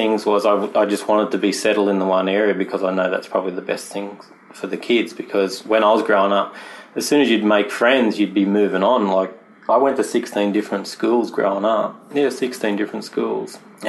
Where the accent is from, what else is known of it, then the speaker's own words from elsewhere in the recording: New South Wales, Australia; also born or lived in Newcastle, Australia; I was born in Newcastle, where we're shooting this podcast from now, which is, as you've seen already, it's a beautiful little coastal town. Mm-hmm. But we moved around a lot, mostly New South Wales